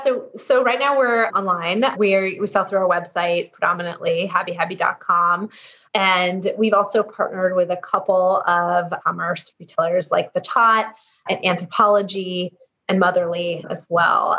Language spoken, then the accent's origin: English; East Coast, United States; now in San Francisco, United States; I was growing up on the East Coast, but i have been transplant and now out here in San Francisco